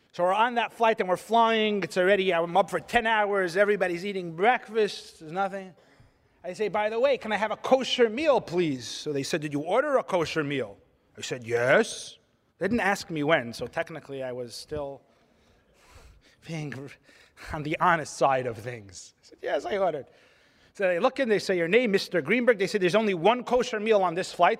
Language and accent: English; California, United States; I'm from California